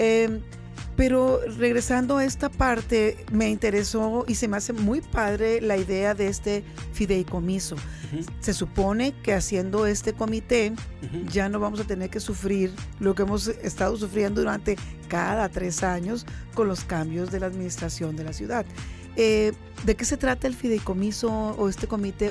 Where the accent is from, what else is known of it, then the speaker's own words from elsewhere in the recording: Mexicali, Baja California, Mexico; todos los cachanillas, todos los que de corazón y de sangre y de tierra estamos aquí